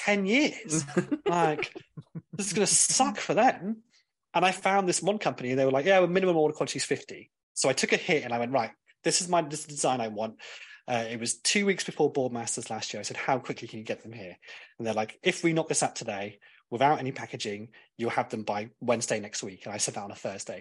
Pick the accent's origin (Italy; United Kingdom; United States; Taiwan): United Kingdom; Cornwall, South West England; I'm from Cornwall and we say bath